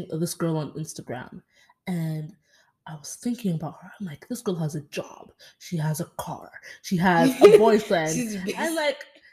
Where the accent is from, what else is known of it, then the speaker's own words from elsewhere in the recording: DR Congo; I'm from the Democratic Republic of Congo